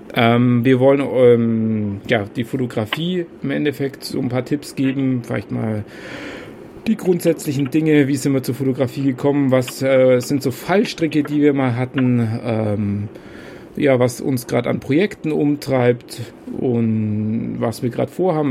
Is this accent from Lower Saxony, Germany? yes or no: no; Kempten, Bavaria, Germany; now in Würzburg, Germany; ursprünglich komme ich gar nicht aus Würzburg, sondern aus Kempten im Allgäu.